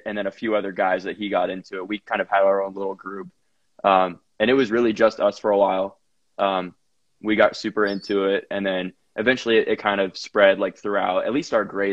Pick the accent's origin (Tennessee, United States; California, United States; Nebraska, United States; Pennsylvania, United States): Tennessee, United States; Franklin; also born or lived in Alabama; I'm in Franklin, Tennessee right now. I'm actually back home from school